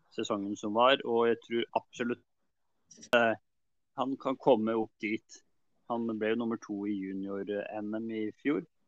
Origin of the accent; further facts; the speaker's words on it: Trysil, Innlandet, Norway; Vi er jo fra Trysil